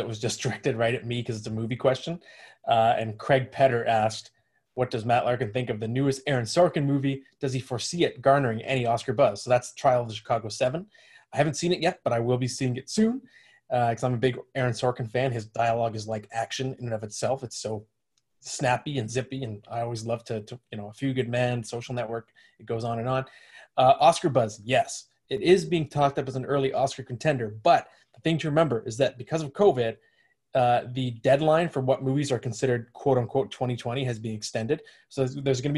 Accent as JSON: {"language": "English", "town": "Ottawa", "region": "Ontario", "country": "Canada", "moved": "yes", "said": "I'm from Ottawa originally. I have a lot of family there still"}